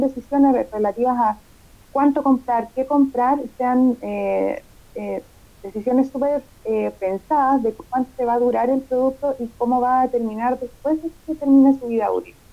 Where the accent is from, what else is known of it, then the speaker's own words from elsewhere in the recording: Chile; los chilenos tenemos esa, esa mala costumbre